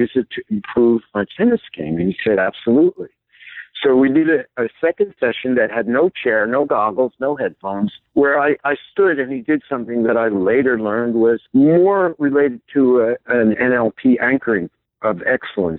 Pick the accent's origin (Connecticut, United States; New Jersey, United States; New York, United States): New York, United States; Hudson Valley; had just returned back to my hometown here in the Hudson Valley of New York State